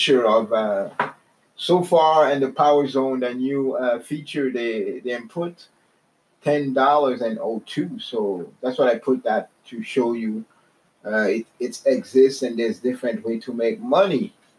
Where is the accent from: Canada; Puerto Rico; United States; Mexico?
Canada; I'm from Canada.